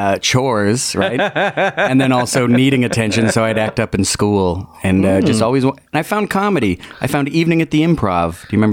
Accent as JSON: {"language": "English", "town": "Winnipeg", "region": "Manitoba", "country": "Canada", "tie": "born there", "said": "I was born in Winnipeg. Probably conceived on Valentine's Day."}